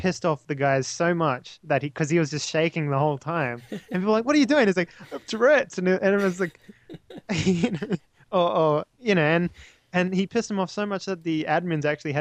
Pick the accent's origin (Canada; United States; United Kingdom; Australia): Australia; I'm an Aussie.